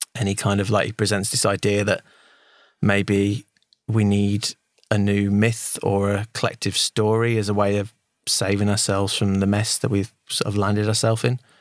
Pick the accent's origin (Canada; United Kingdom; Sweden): United Kingdom; as a Brit